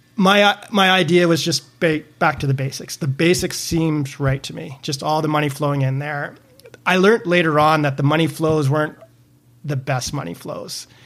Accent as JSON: {"language": "English", "country": "Canada", "said": "I'm Canadian"}